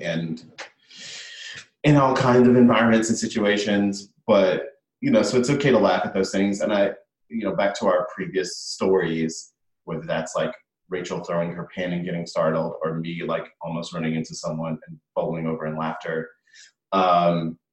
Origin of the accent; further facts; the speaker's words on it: the South, United States; moved away; growing up in the South.